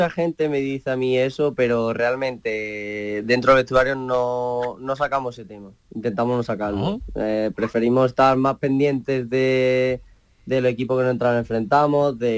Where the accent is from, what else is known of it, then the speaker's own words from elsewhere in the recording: Estepa, Andalusia, Spain; accent: Estepa; also born or lived in Barcelona; Ese acento es de Estepa, ¿no? Sí, bueno, nací en Barcelona, pero de chico, sí, de muy chico me vine para aquí